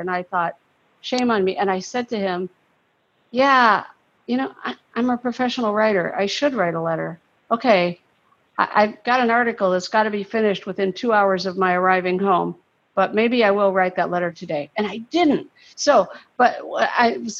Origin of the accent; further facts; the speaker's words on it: Ohio, United States; moved away as an adult; now in Florida, United States; I'm from Ohio and it was so terrible up there